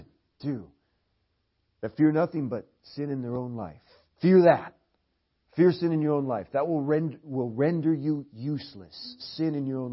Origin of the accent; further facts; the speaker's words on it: Portland, Oregon, United States; Portland, Oregon, where we're from